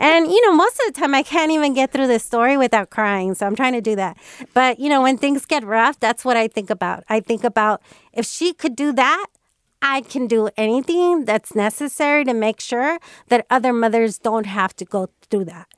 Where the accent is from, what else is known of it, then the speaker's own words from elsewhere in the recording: Bay Area, California, United States; growing up in the Bay Area